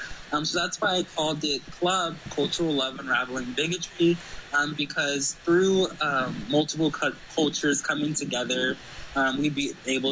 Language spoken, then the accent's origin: English; Corpus Christi, Texas, United States; So, as you know, we're both from Corpus Christi, so Corpus Christi has a Black American population of only 4%. So that's a reality that myself as a Black American here in Corpus Christi has come to that realization.